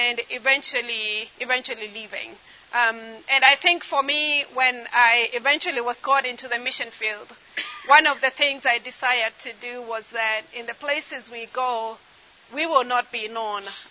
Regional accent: eastern Kenya, Kenya; growing up in Eastern Kenya

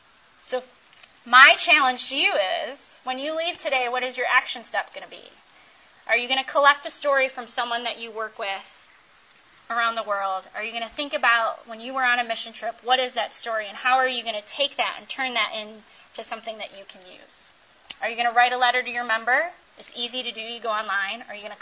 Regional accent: Chicago, Illinois, United States; also born or lived in Minnesota / Georgia; now in Virginia, United States; I'm from Chicago. I talk really fast.

